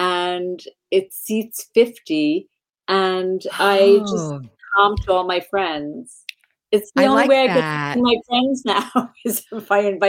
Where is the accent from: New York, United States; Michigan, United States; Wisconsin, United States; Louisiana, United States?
New York, United States; Long Island; I grew up on Long Island